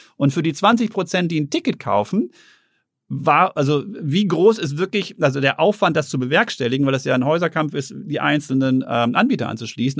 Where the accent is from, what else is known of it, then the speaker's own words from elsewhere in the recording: Herten, North Rhine-Westphalia, Germany; moved away; ich bin in Herten groß geworden, im Ruhrgebiet